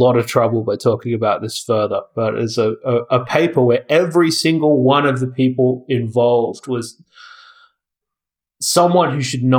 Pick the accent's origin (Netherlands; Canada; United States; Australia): Australia; born or raised there; moved away as an adult